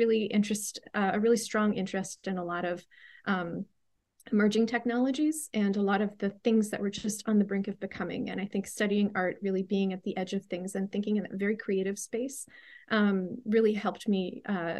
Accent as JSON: {"language": "English", "town": "Pittsburgh", "region": "Pennsylvania", "country": "United States", "tie": "born or raised there", "said": "where I grew up in the Pittsburgh, Pennsylvania area"}